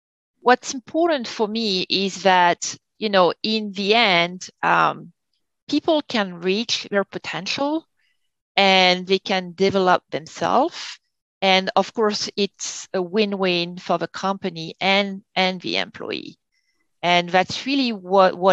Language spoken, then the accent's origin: English; France; moved away as an adult; now in Connecticut, United States; I'm from France, I never went to school in the US